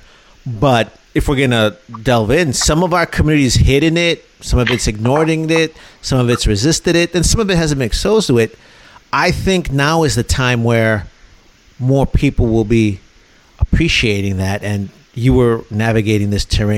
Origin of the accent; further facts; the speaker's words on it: Chicago, Illinois, United States; now in Houston, United States; I grew up in Chicago originally